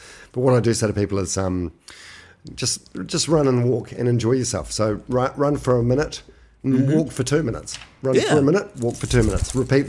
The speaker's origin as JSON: {"language": "English", "region": "Manawatū-Whanganui", "country": "New Zealand", "said": "but I'm from Manawatu originally."}